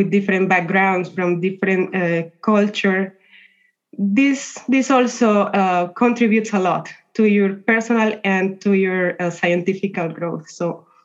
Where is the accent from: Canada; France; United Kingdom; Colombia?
Colombia; moved away as an adult; also born or lived in Italy; I come from Colombia.